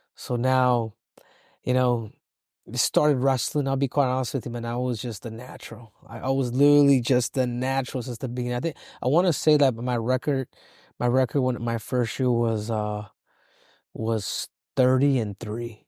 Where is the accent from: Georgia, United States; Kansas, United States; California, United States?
California, United States; Los Angeles; I was born in, uh, in South Central L